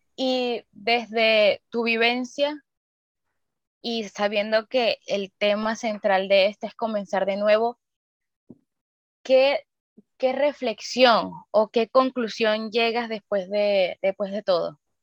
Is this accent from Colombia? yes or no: no; Venezuela; now in Chile; nosotras tres somos de Venezuela